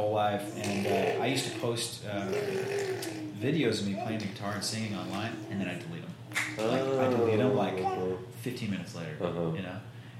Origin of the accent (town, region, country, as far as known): Idaho, United States; born or raised there; moved away as an adult